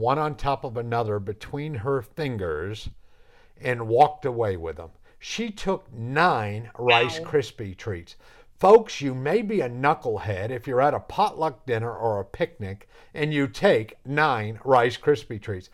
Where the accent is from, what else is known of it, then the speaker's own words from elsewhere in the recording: New England, United States; moved away; when I grew up in New England